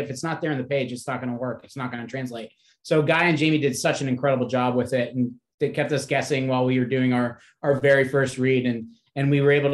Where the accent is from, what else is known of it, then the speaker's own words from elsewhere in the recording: Punxsutawney, Pennsylvania, United States; my hometown didn't even have a movie theater. It was like 25 miles away was the closest theater